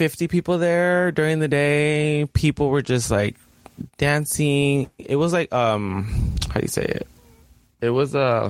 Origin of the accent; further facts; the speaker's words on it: United States; We're American